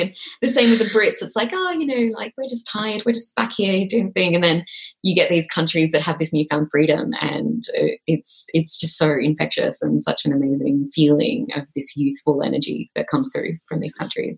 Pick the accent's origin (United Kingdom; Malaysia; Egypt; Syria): Malaysia; I'm from Malaysia as well